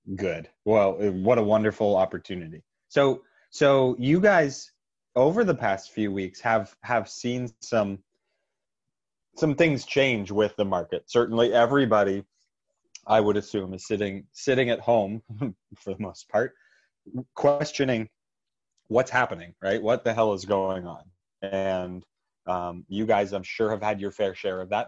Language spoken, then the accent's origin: English; Pittsburgh, Pennsylvania, United States; in my hometown, part of the Pittsburgh network